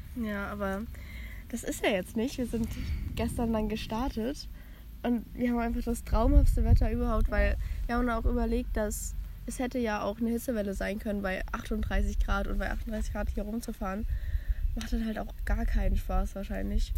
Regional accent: village near Frankfurt, Hesse, Germany; das Dorf, wo ich herkomme

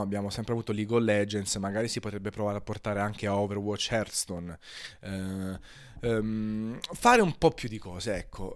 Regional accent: Naples, Campania, Italy; essendo napoletano

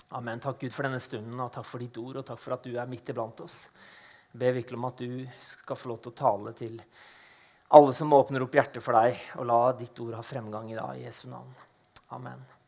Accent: Eastern Norway, Norway; moved away as an adult; now in Arendal, Norway; født og oppvokst på Østlandet

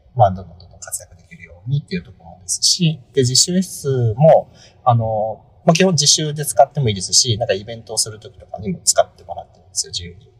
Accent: Japan; 私、地方生まれ育ち

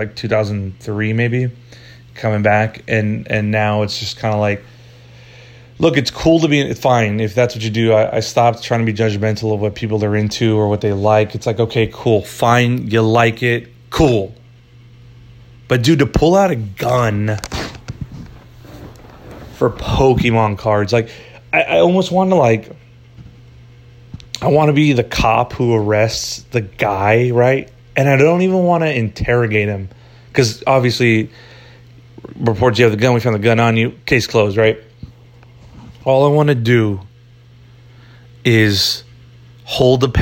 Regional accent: United States

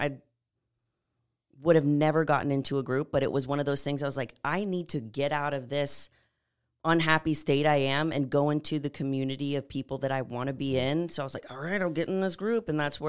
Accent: San Antonio, Texas, United States; moved away as an adult; So I'm originally from San Antonio. I lived there from birth till 18 and then knew I wanted to move out

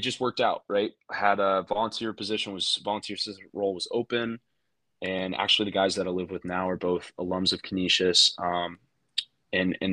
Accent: Texas, United States; I'm from Texas.

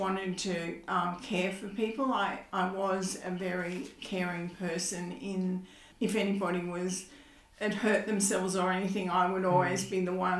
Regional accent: Cessnock, New South Wales, Australia; moved away as an adult; also born or lived in Sydney; I was born in Cessnock

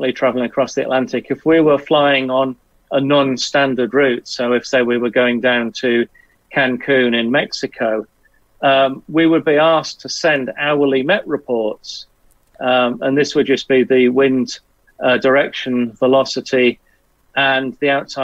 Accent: Southwest Wales, United Kingdom; I grew up in Southwest Wales

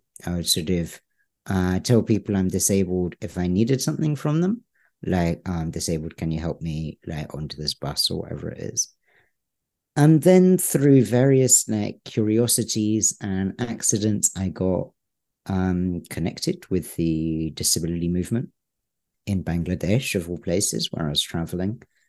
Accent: United Kingdom; I'm British. That doesn't come across. I was born in the UK.

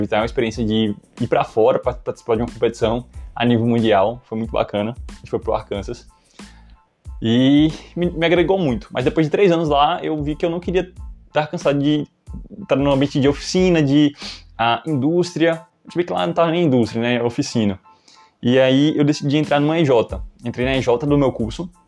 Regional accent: Goiânia, Goiás, Brazil; also born or lived in Long Branch, United States; É, nasci em New Jersey, Long Branch, mas na verdade só fiz nascer lá. É, com sete meses eu saí, é, meus pais sa saíram, né, na verdade, uh, e voltamos para Goiânia, Goiás

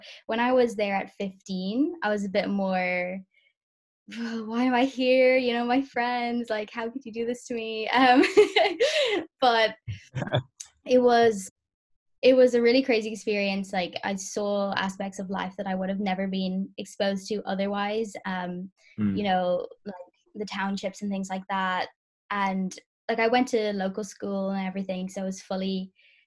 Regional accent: Dublin, Leinster, Ireland; also born or lived in Namibia / Kent, United Kingdom; I'm from Dublin. I grew up here

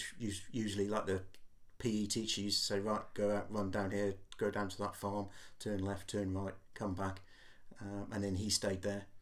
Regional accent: North Wales, United Kingdom; moved away as an adult; now in Portsmouth, United Kingdom; Growing up in Wales

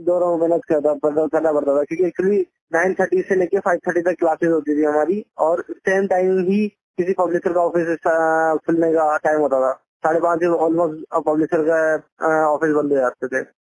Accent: India; हम इंडियन लोग

